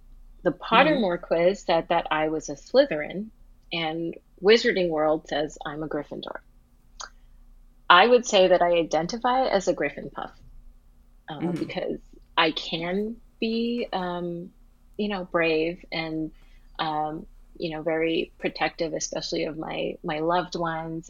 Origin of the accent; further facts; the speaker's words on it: Hawaii, United States; also born or lived in Tokyo, Japan / Seattle area, Washington, United States; now in Santa Clara, United States; I live in Santa Clara, California, but I'm originally from Hawaii, and I've also lived in Tokyo and the Seattle area